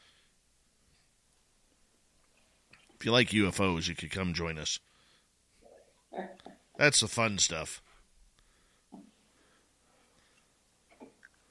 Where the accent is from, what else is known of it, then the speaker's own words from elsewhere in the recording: Canada; Being Canadian